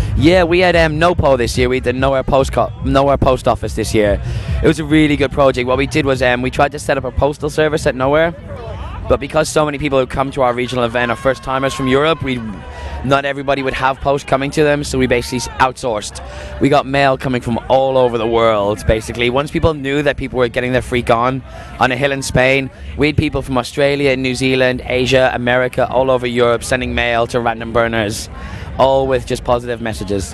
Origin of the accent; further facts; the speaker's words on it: Dublin, Leinster, Ireland; moved away as an adult; now in London, United Kingdom; I'm from Dublin, but I've been in London for the past six years.